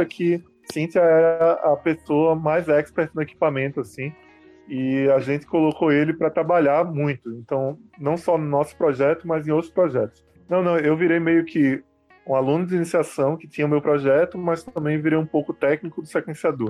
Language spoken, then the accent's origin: Portuguese; Recife, Pernambuco, Brazil; eu não sou apenas recifense, mas eu cresci, nasci e cresci na, no bairro da Boa Vista